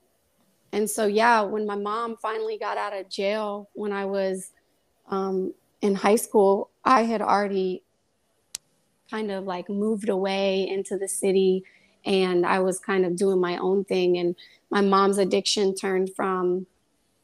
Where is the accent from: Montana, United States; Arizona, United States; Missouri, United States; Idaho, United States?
Missouri, United States; Kansas City; now in New York, United States; I grew up in Kansas City, Missouri. I'm not a New York native